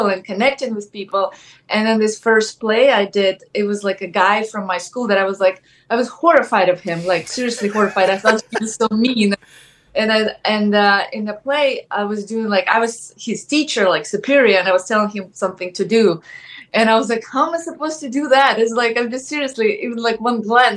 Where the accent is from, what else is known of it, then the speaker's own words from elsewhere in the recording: Ukraine; English is a second language; moved away as an adult; now in United States; I'm originally from Ukraine. And yeah, and I came to America.